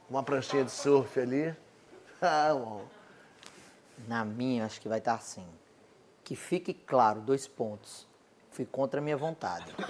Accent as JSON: {"language": "Portuguese", "region": "Northeast Brazil", "country": "Brazil", "said": "eu como bom nordestino"}